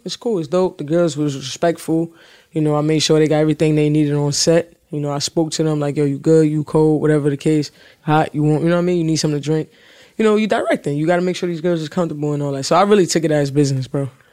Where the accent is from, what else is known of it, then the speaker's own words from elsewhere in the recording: New York City, New York, United States; I'm from the city or whatever, I'm from Brooklyn